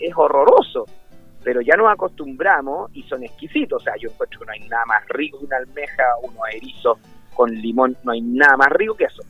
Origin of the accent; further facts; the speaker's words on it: Chile; en Chile somos un país